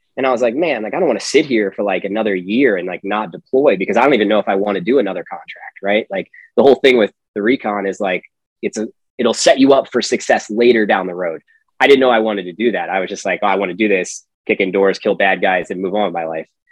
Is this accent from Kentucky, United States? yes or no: no; Pennsylvania, United States; originally, I'm from Pennsylvania